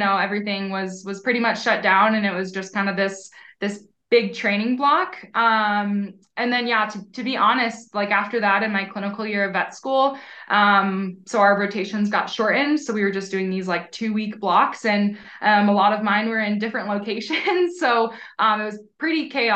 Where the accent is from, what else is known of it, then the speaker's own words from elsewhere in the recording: Hershey, Pennsylvania, United States; moved away as an adult; also born or lived in Burlington, Vermont; now in Colorado, United States; growing up, we had a really great swim team. I'm from Hershey, Pennsylvania